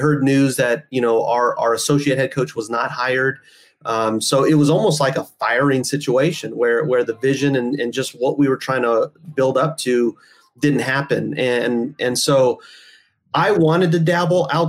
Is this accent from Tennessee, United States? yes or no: no; Oxnard, California, United States; I was born and raised in Oxnard, California